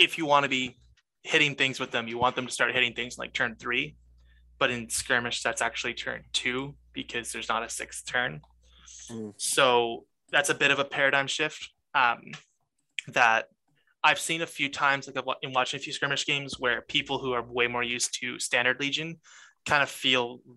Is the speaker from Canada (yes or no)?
yes; Canada; I am Canadian